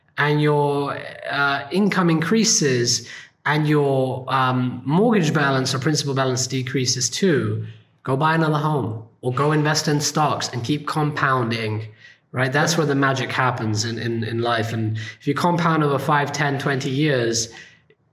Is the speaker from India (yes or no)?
yes; India; being an Indian, I grew up in a poor neighborhood.